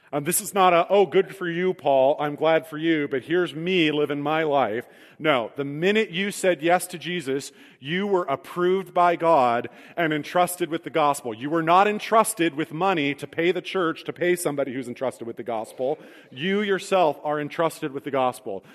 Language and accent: English; Midwest, United States; as Midwestern Christians